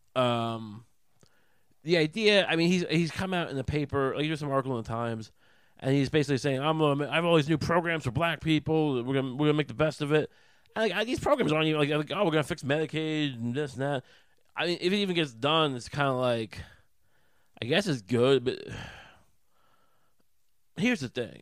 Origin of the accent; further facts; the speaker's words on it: Long Island, New York, United States; I grew up on Long Island